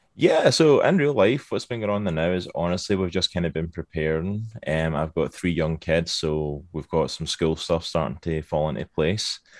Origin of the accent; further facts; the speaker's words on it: Scotland, United Kingdom; accent: Scottish; moved away as an adult; now in Virginia, United States; originally from Scotland. That's the accent you can hear. I am Scottish, born and bred